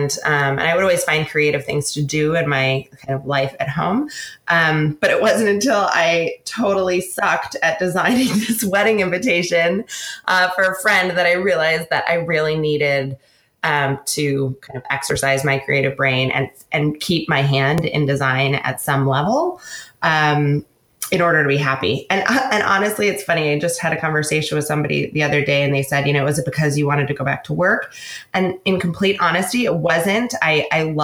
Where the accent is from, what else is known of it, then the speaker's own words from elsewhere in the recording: Seattle, Washington, United States; also born or lived in San Francisco / London / New York; now in San Luis Obispo, United States; I grew up mostly on the West Coast in Seattle, went to school in California